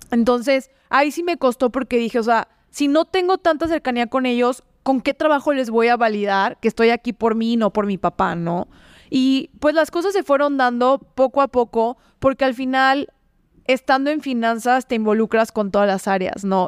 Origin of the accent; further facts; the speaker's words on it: León, Guanajuato, Mexico; also born or lived in Mexico City; Yo no quiero quedarme en León